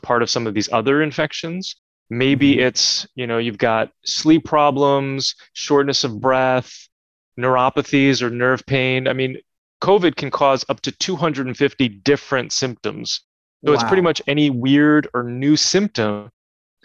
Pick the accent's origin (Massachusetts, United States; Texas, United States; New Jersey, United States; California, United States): New Jersey, United States; growing up in New Jersey